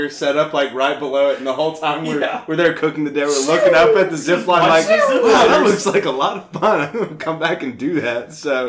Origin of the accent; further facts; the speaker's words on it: Chattanooga, Tennessee, United States; I'm born and raised in Chattanooga